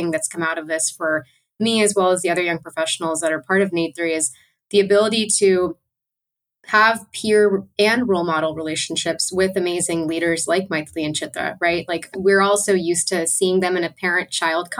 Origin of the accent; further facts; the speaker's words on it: Bay Area, California, United States; I grew up in the Bay Area